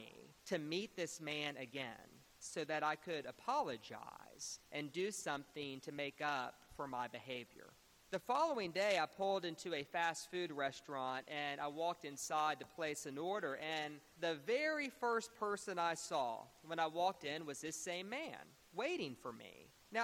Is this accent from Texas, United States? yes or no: yes; Beaumont, Texas, United States; I grew up in Beaumont, Texas, and I was raised at a wonderful church called St. Mark's Episcopal Church.